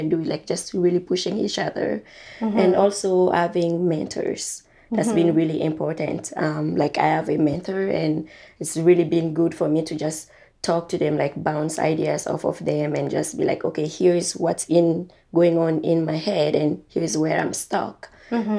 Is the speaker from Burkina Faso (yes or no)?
yes; Burkina Faso; moved away; I'm from Burkina Faso